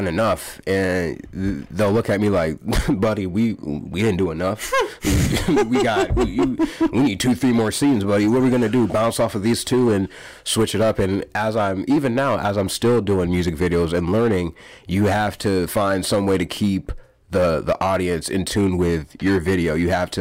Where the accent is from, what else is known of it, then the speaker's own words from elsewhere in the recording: Waterloo, Iowa, United States; also born or lived in Pocatello, Idaho; When I was one or two, moved to Waterloo, Iowa, Cedar Falls